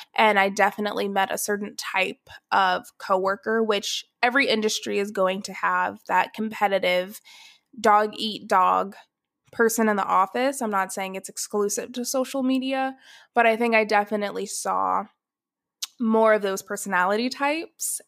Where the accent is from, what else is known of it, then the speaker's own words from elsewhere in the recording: Atlanta, Georgia, United States; moved away as an adult; also born or lived in Athens, Ohio / Dallas; I was born in Atlanta, Georgia. I was born and raised there